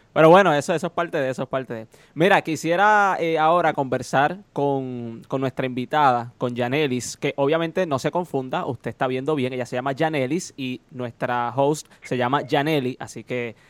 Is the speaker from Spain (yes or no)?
no; Moca, Puerto Rico; De Moca, claro, es de mi pueblo